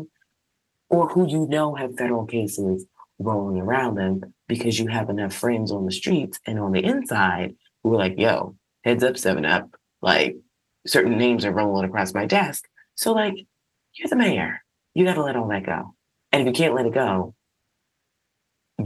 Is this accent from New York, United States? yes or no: yes; New York City, New York, United States; I'm a New Yorker